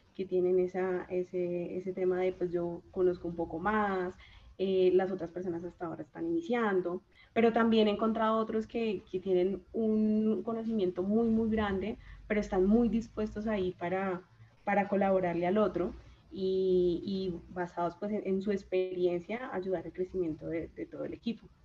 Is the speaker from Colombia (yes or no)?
yes; Chaparral, Tolima, Colombia; vengo de un pueblo del Tolima, de Chaparral, Tolima, Chaparral de mis amores